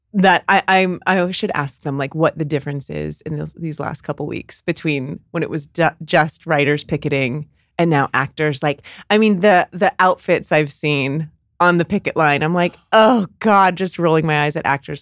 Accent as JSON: {"language": "English", "area": "Bay Area", "region": "California", "country": "United States", "tie": "born or raised there", "said": "growing up in Bay, in the Bay Area"}